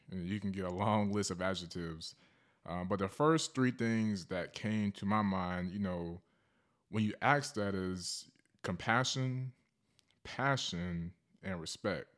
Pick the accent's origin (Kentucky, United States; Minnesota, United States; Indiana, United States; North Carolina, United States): North Carolina, United States; Charlotte; now in Fayetteville, United States; I'm from Charlotte, North Carolina. Um, I reside here in Fayetteville, North Carolina, near Fort Bragg